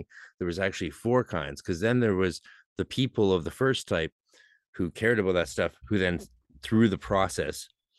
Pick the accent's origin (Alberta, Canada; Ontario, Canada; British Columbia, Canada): British Columbia, Canada; we didn't notice it too much because, but that's because I'm from